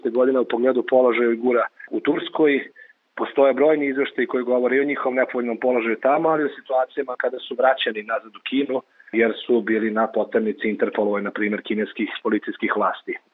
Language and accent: Croatian; Serbia; ovde kod nas u Srbiji